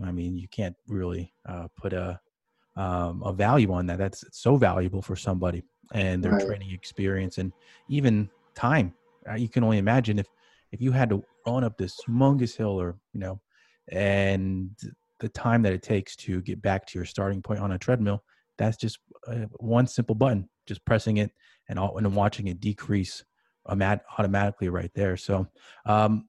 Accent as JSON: {"language": "English", "town": "Manhattan Beach", "region": "California", "country": "United States", "tie": "born or raised there", "said": "I grew up in Manhattan Beach, California"}